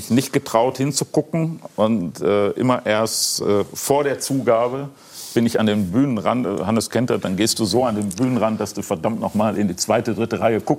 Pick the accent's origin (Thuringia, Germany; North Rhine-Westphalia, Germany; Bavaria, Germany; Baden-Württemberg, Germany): North Rhine-Westphalia, Germany; Duisburg; ich komme aus Duisburg und sie hat in Koblenz in Krankenhäusern gelegen.